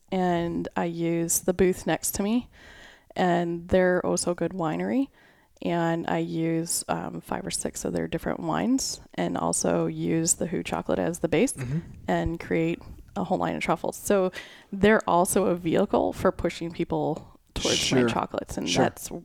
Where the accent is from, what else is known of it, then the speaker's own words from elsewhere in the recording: Chicago, Illinois, United States; my family, so we grew up in the Chicagoland area